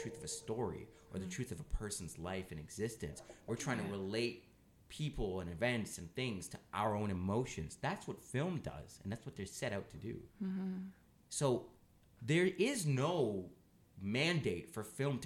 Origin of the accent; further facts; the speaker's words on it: Canada; we're Canadian